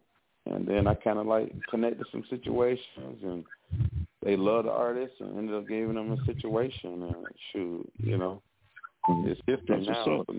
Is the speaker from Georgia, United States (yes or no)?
yes; Atlanta, Georgia, United States; also born or lived in Detroit / Toledo, Ohio / Cleveland, Ohio / Indianapolis; I'm actually born and raised in Atlanta, but my family they from up top, more like Detroit, and New York and stuff like that. I spend a lot of time in Detroit growing up, Detroit and. Toledo, Ohio, Cleveland, Ohio, Indianapolis